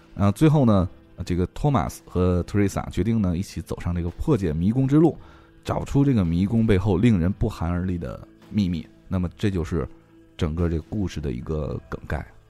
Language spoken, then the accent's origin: Chinese; China; 我们中国人民的这个兴趣